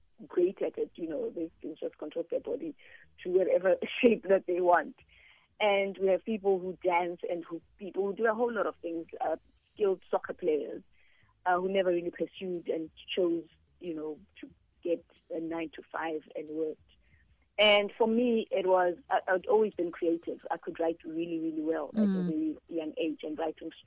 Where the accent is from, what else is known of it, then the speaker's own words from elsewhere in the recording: Pretoria, Gauteng, South Africa; also born or lived in Soweto, South Africa; I was raised in Pretoria